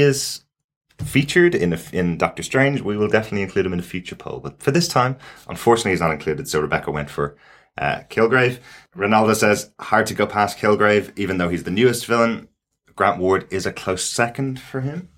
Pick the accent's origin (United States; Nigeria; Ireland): Ireland; as an Irish person